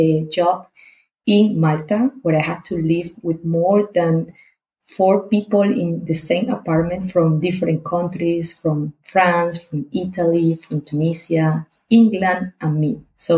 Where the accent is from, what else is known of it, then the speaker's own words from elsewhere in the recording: Barranquilla, Atlántico, Colombia; moved away as an adult; now in Passau, Germany; I am from Colombia, specifically from the city Barranquilla. It means that I am from the Caribbean region, so it's so sunny all the time.